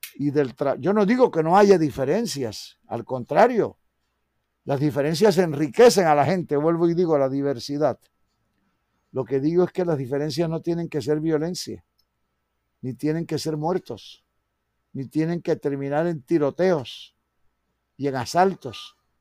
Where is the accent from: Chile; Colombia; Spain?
Colombia; Todos somos colombianos.